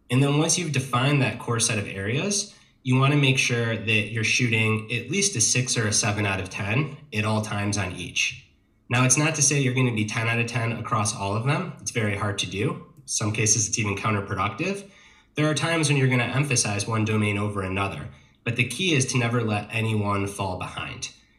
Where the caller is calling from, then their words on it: Asheville, North Carolina, United States; I am calling from Asheville, North Carolina, which is in the mid-Atlantic portion of the United States.